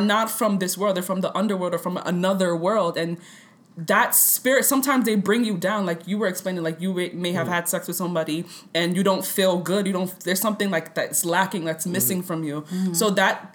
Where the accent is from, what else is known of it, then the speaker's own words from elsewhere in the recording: Nigeria; moved away; I'm Nigerian, I'm gonna put that in there. when I was younger and when I lived in Nigeria